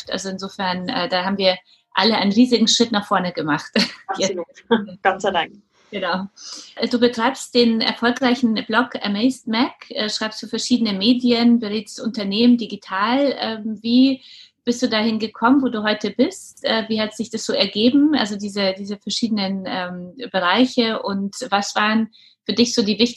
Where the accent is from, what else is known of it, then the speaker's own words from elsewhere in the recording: Munich, Bavaria, Germany; als Münchner